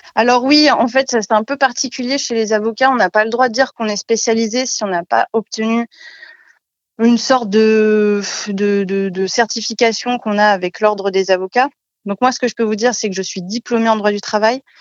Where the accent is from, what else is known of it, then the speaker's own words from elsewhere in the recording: France; moved away as an adult; also born or lived in Strasbourg / Paris; now in Chalon-sur-Saône, France; Je suis née à, Lusie, enfin j'ai grandi à Lusy, un, village de 2000 habitants